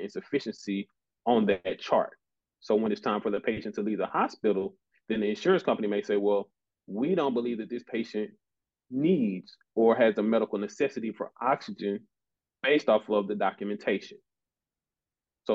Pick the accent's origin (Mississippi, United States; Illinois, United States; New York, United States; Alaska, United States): Mississippi, United States; Jackson; also born or lived in Nashville, Tennessee; I'm from Jackson, Mississippi, originally.